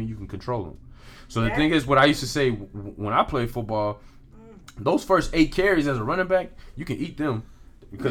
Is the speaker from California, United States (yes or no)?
no; Houston, Texas, United States; growing up in Houston. Yeah. And being an athlete in Houston